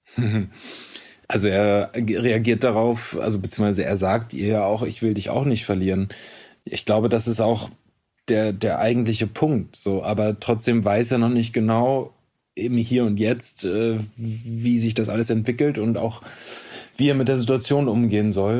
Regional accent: Hamburg, Germany; moved away; also born or lived in Potsdam; ich komme ja quasi aus Hamburg, ähm, habe da auch nach wie vor immer noch ein, ein Stück weit mein Zuhause

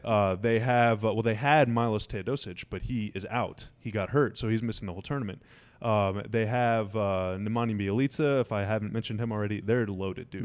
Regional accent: United States; I'm American

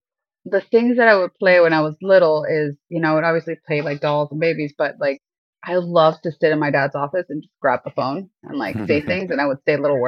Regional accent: Miami, Florida, United States; born there; also born or lived in Ecuador; So where I'm from, I was born here in Miami, but I lived for a little bit in South America. My parents are from Ecuador. So I feel like I've always had like a foot in two worlds. I actually did my primary school in Ecuador.

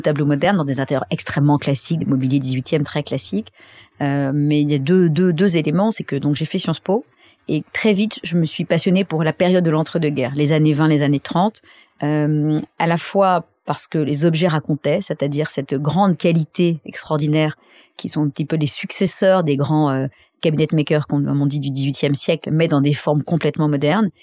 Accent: Saint-Cloud, Île-de-France, France; also born or lived in Paris; je suis née euh, à Paris, enfin pas à Paris, à Saint-Cloud.

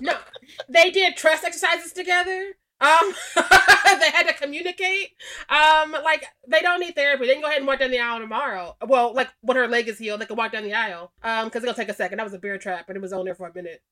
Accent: Missouri, United States; I'm from Missouri

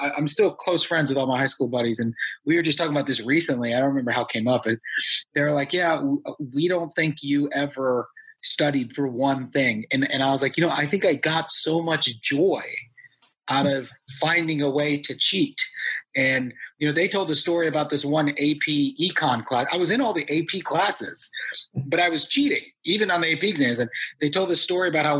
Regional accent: United States; I'm first generation Indian American

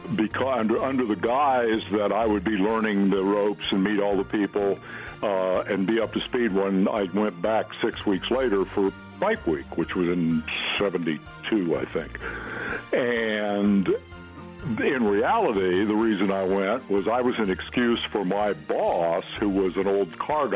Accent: Fairfield, Iowa, United States; in Fairfield, Iowa, my hometown

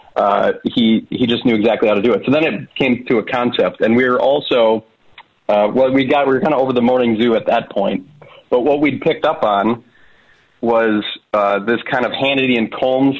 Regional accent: small town mid Michigan, United States; we're from small town Michigan

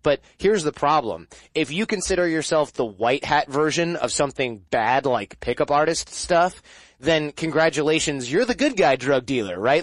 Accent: Michigan, United States; I'm from Michigan

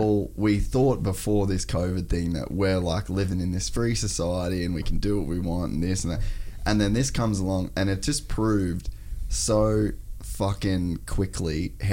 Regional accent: Australia; we're fucking white, we're Australian, we own our own business

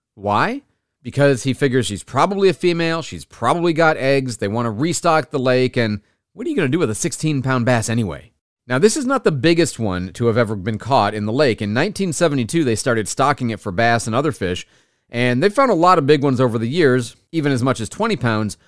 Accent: Michigan, United States; born and raised in Michigan

